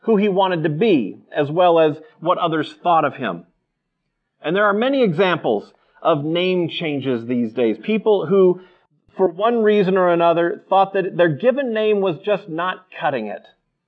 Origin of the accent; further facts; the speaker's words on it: Seattle, Washington, United States; I'm from Seattle